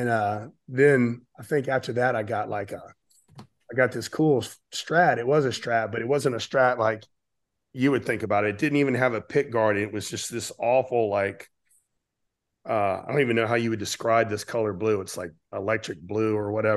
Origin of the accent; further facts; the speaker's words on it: Pensacola, Florida, United States; I grew up in Pensacola, Florida, which is about 3 hours east of New Orleans on the beach